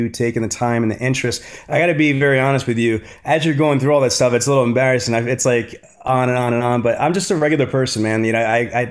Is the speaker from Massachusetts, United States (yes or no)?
no; New York City, New York, United States; I grew up in Queens in Brooklyn in New York